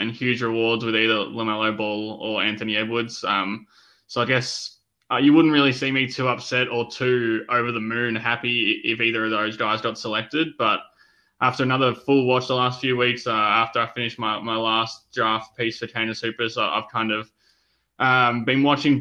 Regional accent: Melbourne, Victoria, Australia; my home state of Melbourne

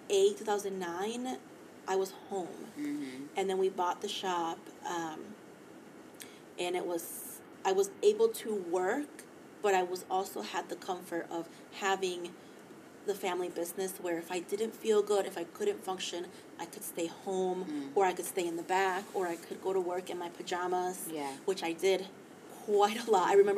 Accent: Mexico City, Mexico; moved away; I took a trip down, to Mexico City, so my hometown, where I was born

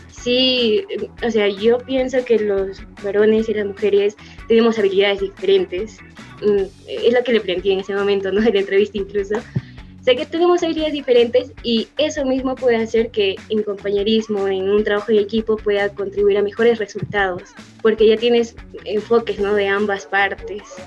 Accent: Arequipa, Peru; tengo 23 años, soy de Arequipa.

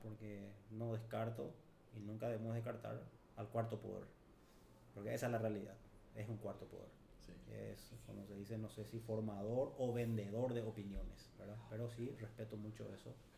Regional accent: Paraguay; nuestra ciudad, para nuestro Paraguay

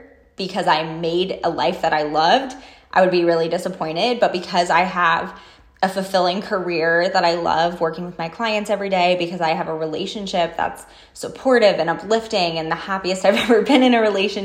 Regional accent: New York, United States; moved away as an adult; also born or lived in Seattle / San Diego; now in Las Vegas, United States; I need to leave my hometown

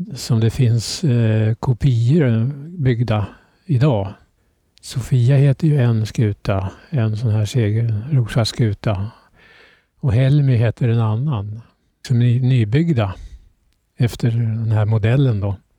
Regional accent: Södertälje, Stockholm County, Sweden; also born or lived in Norröra; Och det är där jag är uppväxt, i Södertälje

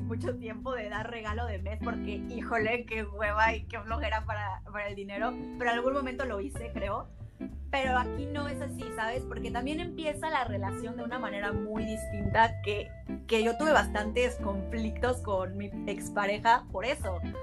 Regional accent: Mexico; moved away as an adult; now in Germany; a mí como mexicana

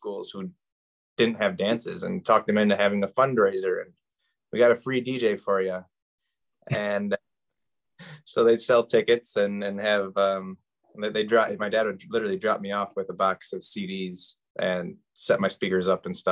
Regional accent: Saginaw, Michigan, United States; born and raised in Saginaw

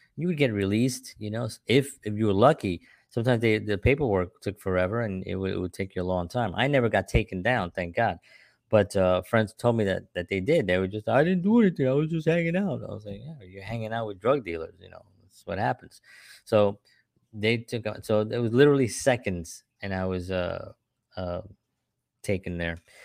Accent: New York City, New York, United States; I grew up in the South Bronx, during the seventies and the eighties

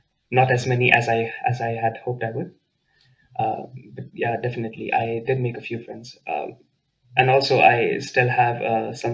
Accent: Delhi, India; also born or lived in Aachen, Germany; now in Kleve, Germany; I come from Delhi, India. So I'm used to extremely hot climates

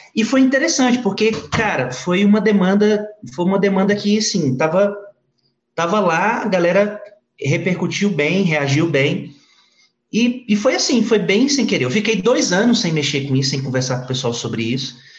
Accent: Brasília, Federal District, Brazil; nasci aqui no Distrito Federal é, e me casei adolescente. é, sou aqui do DF

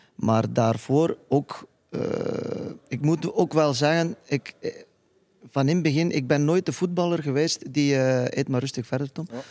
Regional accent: Iceland; Dutch is a second language; moved away as an adult; now in Belgium

